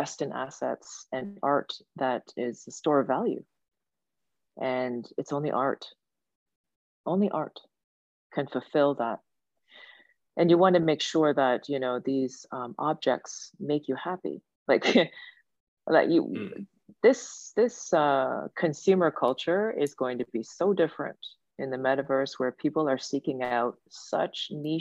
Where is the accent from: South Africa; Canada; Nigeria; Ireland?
Canada; Kitchener, Ontario; moved away as an adult; also born or lived in Sudbury, Canada / Seoul, South Korea / Japan; when my parents first immigrated, they actually landed in Sudbury for the first 3-4 years, and then we moved to Kitchener